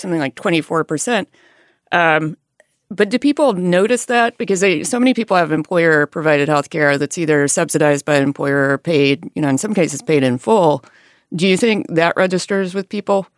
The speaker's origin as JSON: {"language": "English", "region": "Alabama", "country": "United States", "tie": "born or raised there", "moved": "yes", "said": "I grew up in a rural area in Alabama"}